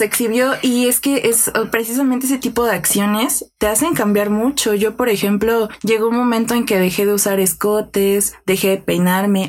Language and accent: Spanish; Mexico City, Mexico; soy aquí de la Ciudad de México